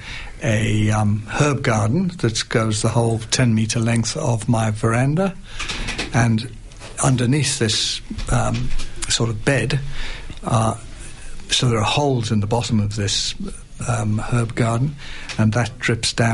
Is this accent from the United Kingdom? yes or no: yes; United Kingdom; also born or lived in North Melbourne; now in Macedon Ranges, Australia; I'm British